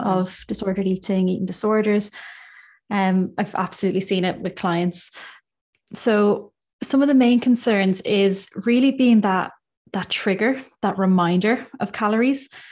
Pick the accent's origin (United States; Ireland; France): Ireland; now in United Kingdom; I'm from Ireland. I'm based in the U K